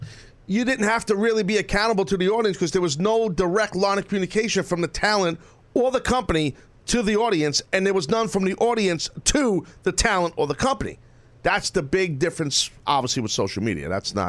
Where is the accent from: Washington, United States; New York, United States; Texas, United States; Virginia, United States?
New York, United States; New York City; You're a Brooklyn guy like me.